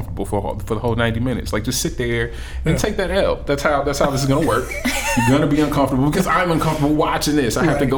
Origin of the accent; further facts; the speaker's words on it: Southern US, United States; I was born and raised in the South, where we stood up every day and pledged to a flag with a Confederate flag directly under it.